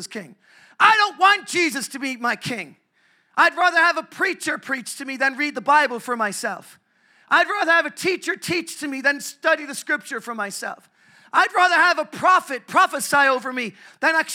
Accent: Ireland; I'm so grateful I'm Irish. I'm from the Republic of Ireland

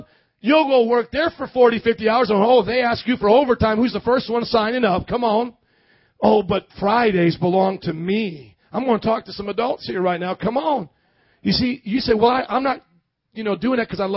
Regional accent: Indiana, United States; moved away; I grew up in Indiana

